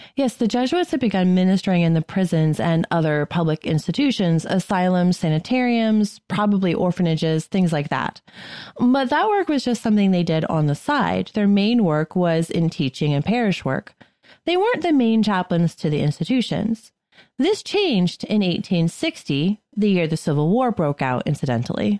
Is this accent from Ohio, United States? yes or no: no; Shrewsbury, Massachusetts, United States; where I grew up in Shrewsbury.